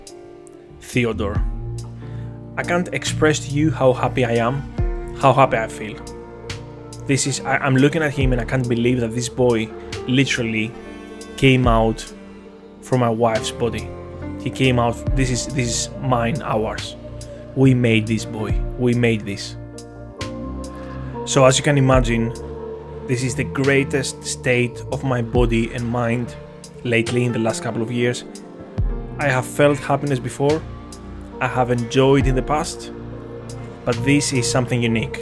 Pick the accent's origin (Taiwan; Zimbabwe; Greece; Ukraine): Greece; Athens, Attica; I come from Greece, Athens, the capital. I've been raised in a very, very mature and organized environment